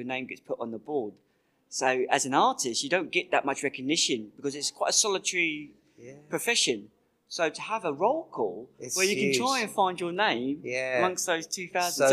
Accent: Portsmouth, South East England, United Kingdom; we're from Portsmouth

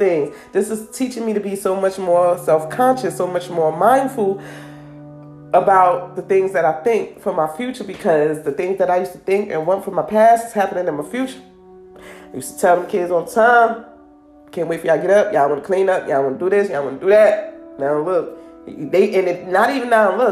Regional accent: New Jersey, United States; I'm from New Jersey, so this is like my New Jersey community reality

